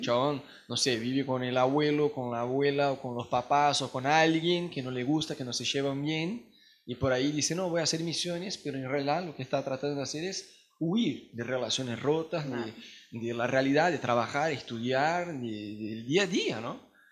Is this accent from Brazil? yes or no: yes; Brazil; Spanish is a second language; now in Argentina; nosotros como brasileños